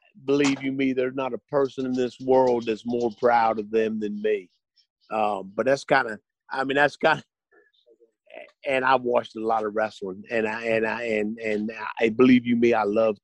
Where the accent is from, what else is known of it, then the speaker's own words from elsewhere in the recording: West Virginia, United States; born there; Kevin, I was born in West Virginia.